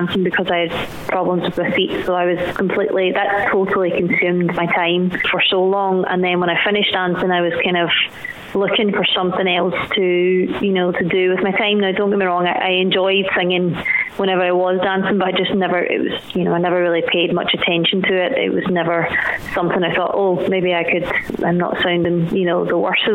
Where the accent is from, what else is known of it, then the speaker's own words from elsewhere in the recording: Glasgow, Scotland, United Kingdom; I was born and raised in Glasgow